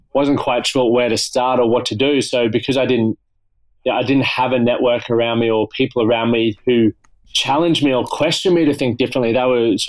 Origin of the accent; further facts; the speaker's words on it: Toowoomba, Queensland, Australia; also born or lived in France; then I went back to my hometown, Toowoomba